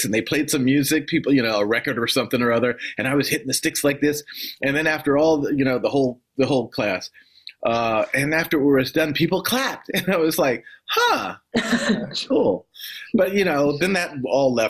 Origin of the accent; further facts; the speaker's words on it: Washington, District of Columbia, United States; moved away as an adult; also born or lived in New York City; now in Boston, United States; Washington, D.C., yeah, that's my hometown. I was born and raised